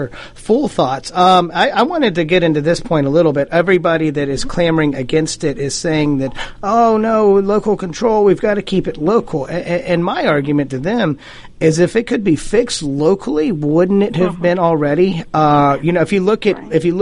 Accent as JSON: {"language": "English", "area": "Forsyth County", "region": "Georgia", "country": "United States", "also_born_or_lived": "East Cobb County, Georgia", "said": "Forsyth County"}